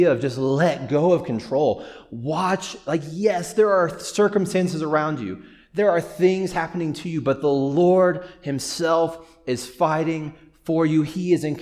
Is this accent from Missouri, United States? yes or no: yes; Springfield, Missouri, United States; now in Boulder, United States; I grew up in Missouri, Springfield, Missouri specifically